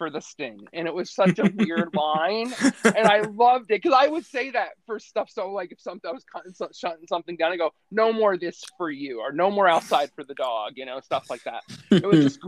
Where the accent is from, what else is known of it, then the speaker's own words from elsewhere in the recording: East Coast, United States; we're from the East Coast